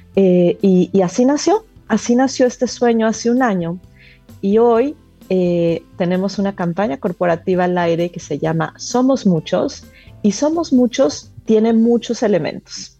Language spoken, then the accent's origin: Spanish; Mexico; yo soy mexicana